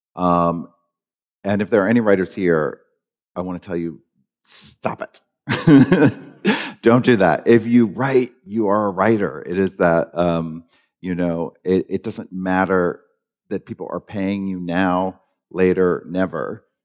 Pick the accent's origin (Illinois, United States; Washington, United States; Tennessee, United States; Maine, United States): Maine, United States; I grew up in Maine